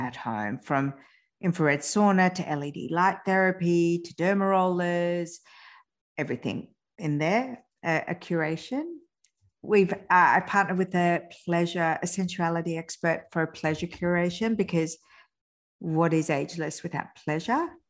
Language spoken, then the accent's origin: English; France; I was born in France, but both my parents are Iranian